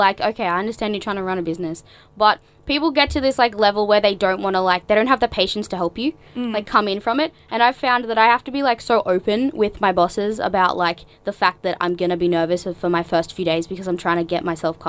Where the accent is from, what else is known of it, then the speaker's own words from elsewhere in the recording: Queensland, Australia; I'm actually from Queensland.